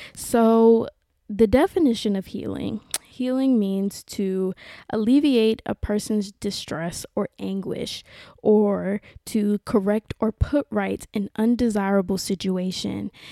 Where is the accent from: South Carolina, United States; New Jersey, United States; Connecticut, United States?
South Carolina, United States; moved away as an adult; now in West Hollywood, Los Angeles, United States; growing up in South Carolina, if you know that it, it is a very conservative, very traditional place